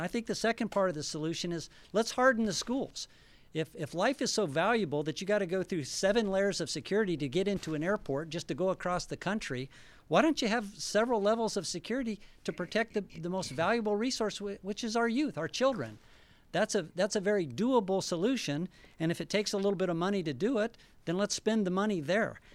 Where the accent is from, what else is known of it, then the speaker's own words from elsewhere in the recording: Albuquerque, New Mexico, United States; now in Boise, United States; My wife and I are, uh, originally from New Mexico.